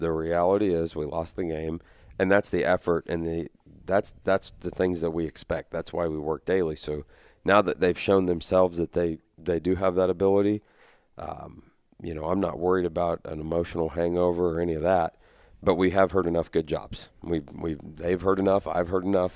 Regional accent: near Sterling, Kansas, United States; Sterling's a, you know, that's not very far from my hometown.

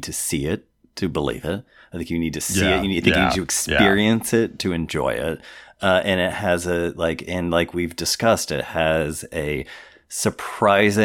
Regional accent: Indiana, United States; somewhere in my home state of Indiana

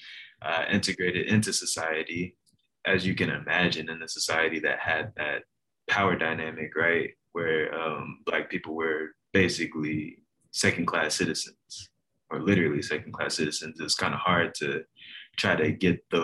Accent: Oklahoma, United States; we grew up in Oklahoma.

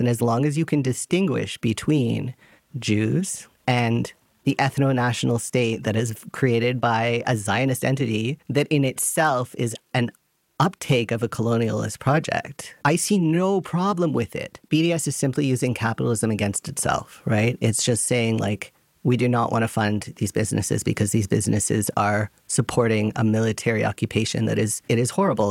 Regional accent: Canada; now in Germany; I come from Canada

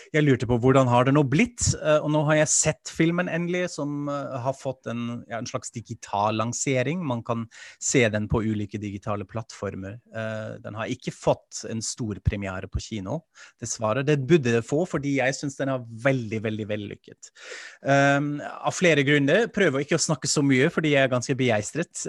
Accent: Germany; now in Norway; Jeg er tysk, jeg er vant til dette

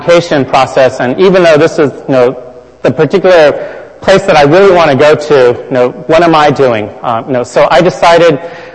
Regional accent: California, United States; I grew up in California

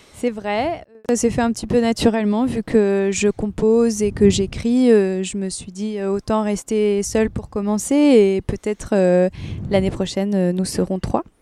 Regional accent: United States; moved away; j'écris en anglais parce que j'ai grandi aux États-Unis

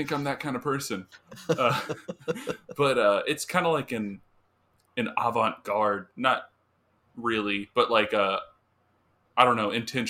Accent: United States; Yeah, but I'm American

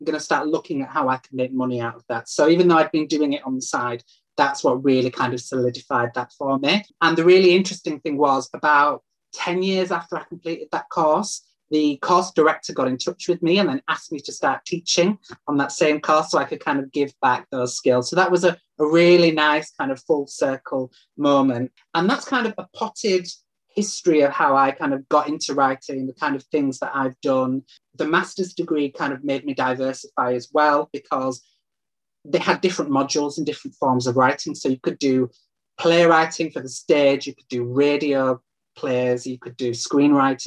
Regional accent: Leeds, Yorkshire and the Humber, United Kingdom; moved away as an adult; now in Manchester, United Kingdom; my hometown of Leeds

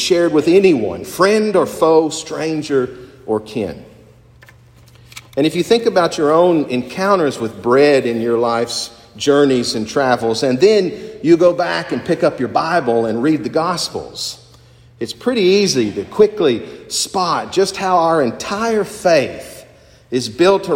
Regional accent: Appalachian Mountains of Kentucky, United States; Growing up in the Appalachian Mountains of Kentucky

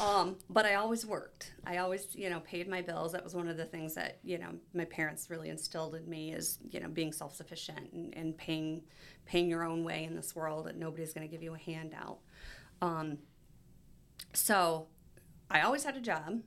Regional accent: Ohio, United States; moved away as an adult; also born or lived in Michigan; I'm from Ohio

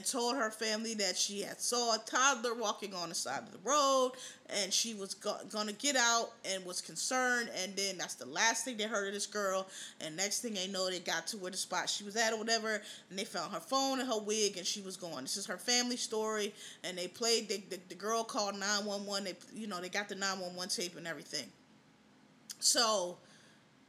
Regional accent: United States; We know we come from America. When you've been here 9-10 generations, this where you're from.

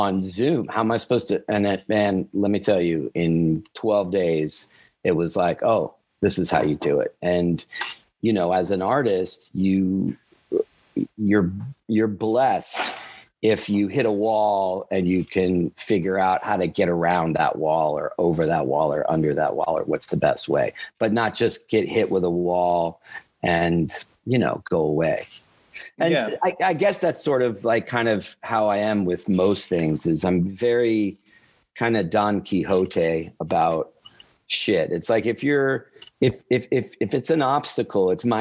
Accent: Hollywood, Florida, United States; I was born in Hollywood, Florida

